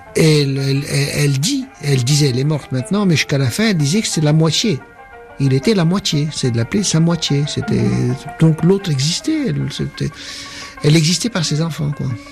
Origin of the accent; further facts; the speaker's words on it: Tunis, Tunis Governorate, Tunisia; moved away; also born or lived in France; je suis tunisien de culture arabe, juif de confession, français de culture